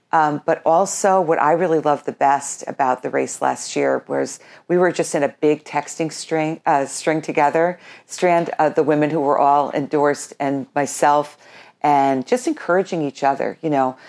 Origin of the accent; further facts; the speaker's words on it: Colonie, New York, United States; moved away as an adult; now in Burnt Hills, United States; my whole family, uh, growing up in Colony, we all worked for the town of Colony